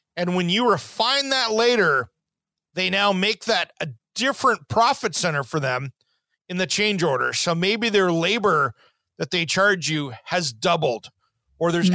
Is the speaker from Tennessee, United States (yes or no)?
no; Tri-Cities, Eastern Washington, United States; growing up in Eastern Washington, the Tri Cities